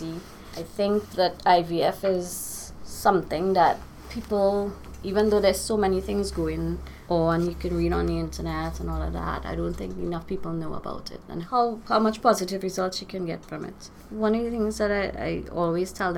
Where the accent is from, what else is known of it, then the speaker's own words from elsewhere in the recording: Trinidad & Tobago; I'm from Trinidad